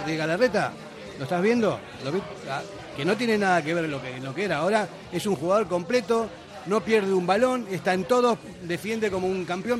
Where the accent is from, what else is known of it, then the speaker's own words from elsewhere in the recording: Bilbao, Basque Country, Spain; somos de Bilbao